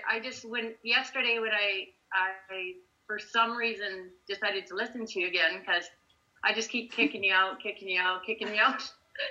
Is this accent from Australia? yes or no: no; Canada